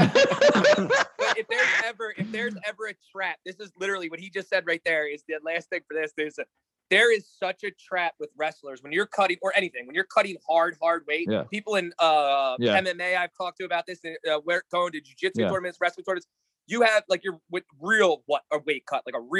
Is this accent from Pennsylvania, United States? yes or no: yes; North Wales, Pennsylvania, United States; a North Wales borough boy like me. So I grew up on South 6th Street.